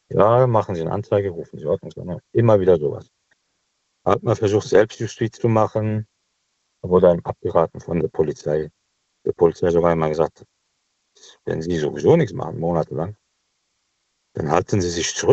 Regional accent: Cologne, North Rhine-Westphalia, Germany; now in Düsseldorf, Germany; Als Kölner Großstadt wollte man wieder zurück. Äh, dann haben wir was Neues gefunden. Das ist hier bei Düsseldorf.

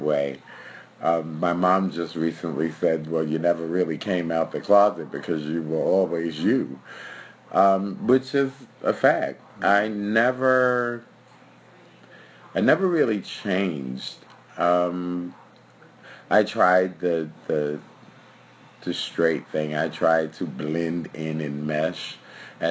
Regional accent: New York City, New York, United States; also born or lived in Park Slope, Brooklyn; Then I moved to Bushwick as a child, which was a wonderful and family-oriented place.

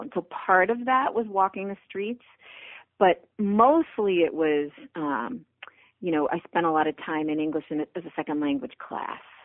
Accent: Brockton, Massachusetts, United States; moved away as an adult; also born or lived in Missouri; Brockton, Massachusetts, which is my hometown

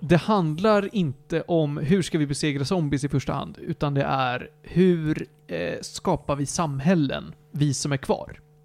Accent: Sweden; tittar man på mig som en svensk

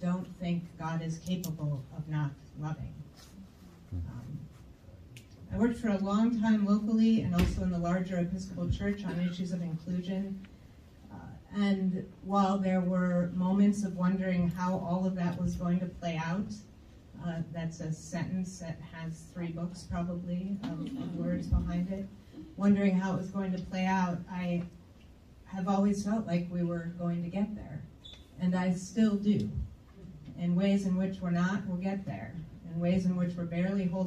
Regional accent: outside Detroit, Michigan, United States; I grew up outside of Detroit

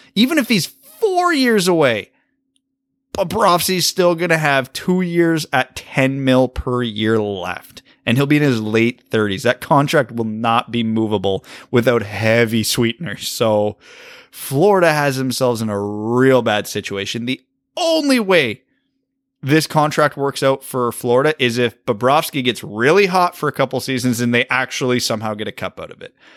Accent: Canada; as a Canadian

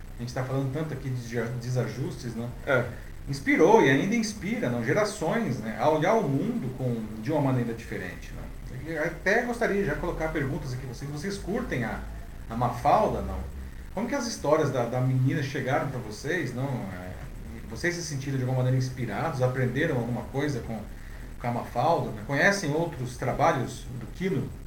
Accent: Brazil; como brasileiros

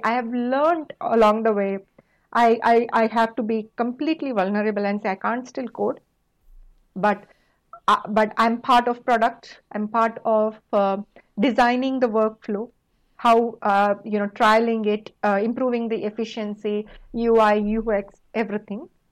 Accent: India; moved away; coming from a small rural town in India, we had only limited opportunities. We didn't have internet and anything like what you guys have now growing up

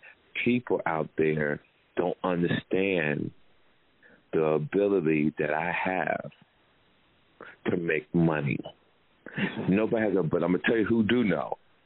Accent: Jersey City, New Jersey, United States; St. Peter's from Jersey City, my hometown.

